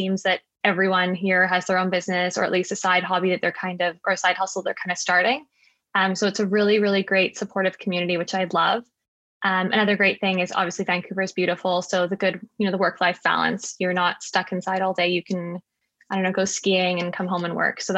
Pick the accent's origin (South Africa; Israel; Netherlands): South Africa; born there; Yeah, so I was born in South Africa. Um, I kind of moved back and forth between here and South Africa growing up. Um, both my parents are South African, but my mom was born in Canada.